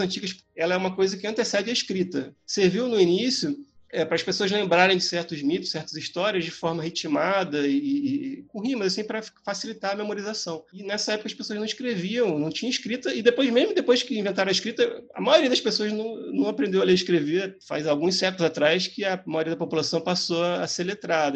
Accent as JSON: {"language": "Portuguese", "region": "Rio de Janeiro", "country": "Brazil", "tie": "born or raised there", "said": "eu nasci no Rio de Janeiro, eu morava ali na Gávea, perto do Clube do Flamengo"}